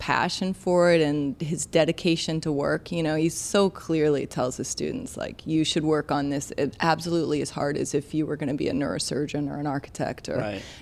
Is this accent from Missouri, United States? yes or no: yes; St. Louis, Missouri, United States; also born or lived in Seattle; now in New York City, United States; I'm from St. Louis, so Midwest